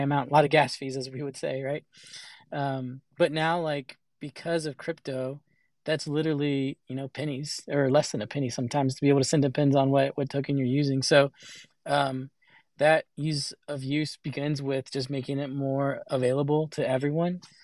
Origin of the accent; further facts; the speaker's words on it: El Salvador; I'm from El Salvador